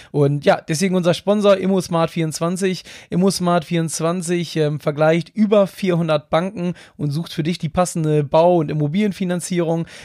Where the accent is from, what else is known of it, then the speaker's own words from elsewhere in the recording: Northern Germany, Germany; So als Norddeutscher ist das immer nicht ganz so einfach mit den bayerischen Nachnamen.